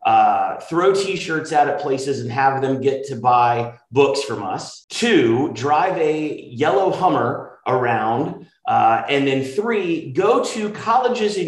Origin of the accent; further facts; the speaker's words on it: Marietta, Georgia, United States; I was born in Marietta, Georgia, grew up there a little bit north of Atlanta